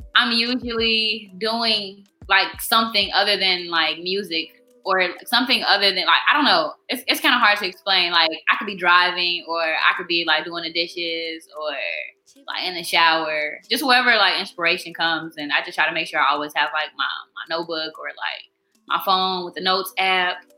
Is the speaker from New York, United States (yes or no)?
no; Chicago, Illinois, United States; also born or lived in Evergreen Park / Blue Island; I'm from the South Side. Um, I was born at Evergreen Park, and kind of just out south, like my whole life, pretty much.